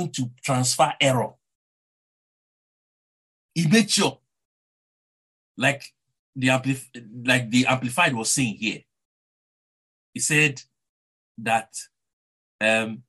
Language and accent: English; Nigeria; accent: Nigerian; Someone like me that has a Nigerian accent